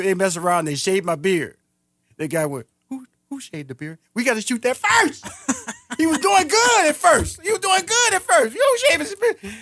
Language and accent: English; Houston, Texas, United States; moved away as an adult; now in Atlanta, United States; I'm from Houston, Texas. I'm originally from there. I moved here to Atlanta in two thousand seven